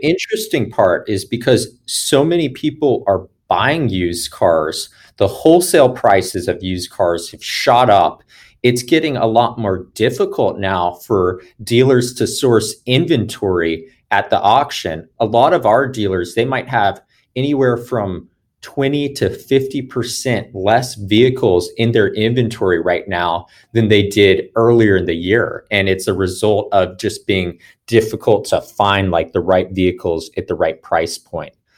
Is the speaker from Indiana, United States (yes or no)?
no; Atlanta, Georgia, United States; I am born and raised in Atlanta, Georgia